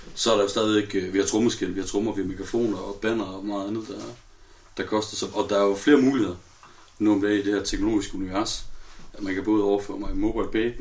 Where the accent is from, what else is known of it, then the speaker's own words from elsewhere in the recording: North Jutland, North Denmark Region, Denmark; vi er nordjyder